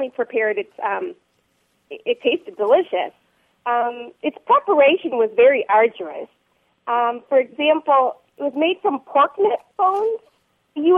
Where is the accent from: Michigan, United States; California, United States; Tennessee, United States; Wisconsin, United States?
Wisconsin, United States; Milwaukee; I grew up in Milwaukee